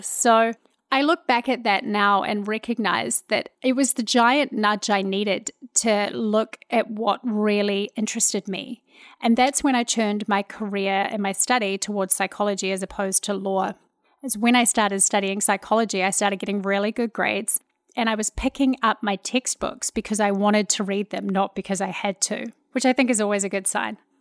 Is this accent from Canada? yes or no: no; New Zealand; moved away as an adult; now in Houston, United States; I'm a New Zealand girl living in Houston, Texas.